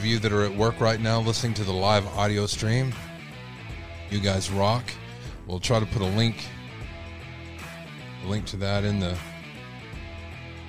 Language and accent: English; Texas, United States; accent: Texas; my Texas accent